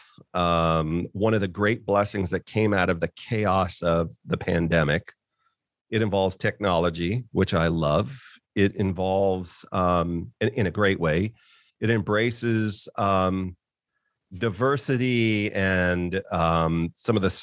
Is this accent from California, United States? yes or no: yes; California, United States; I grew up in California and other places